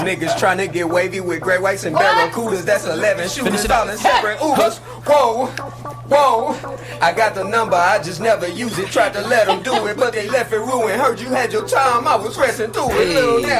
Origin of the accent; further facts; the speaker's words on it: Houston, Texas, United States; I'm from Houston. H-Town.